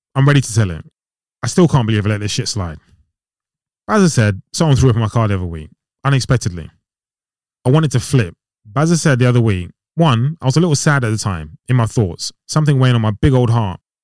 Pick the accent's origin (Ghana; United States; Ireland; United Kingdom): Ghana; I'm from Ghana